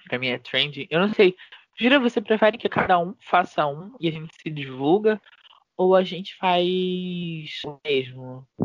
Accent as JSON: {"language": "Portuguese", "region": "Rio de Janeiro", "country": "Brazil", "said": "eu sou carioca"}